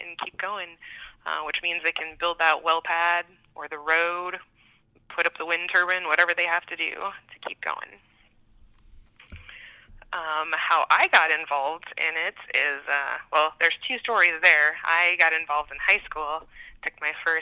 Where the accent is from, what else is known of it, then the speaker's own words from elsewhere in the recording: Iowa, United States; moved away as an adult; also born or lived in South Dakota / Nebraska; now in Bismarck, United States; Originally, I'm from Iowa.